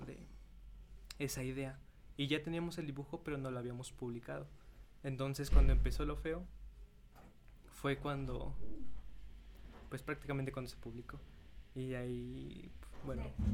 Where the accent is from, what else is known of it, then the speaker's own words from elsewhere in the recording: Mexico; soy de México.